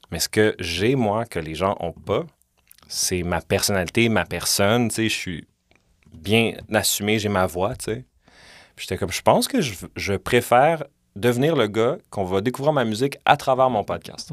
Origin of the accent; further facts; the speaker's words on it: Montreal, Quebec, Canada; j'ai grandi dans Villeray comme, tu sais, j'ai 35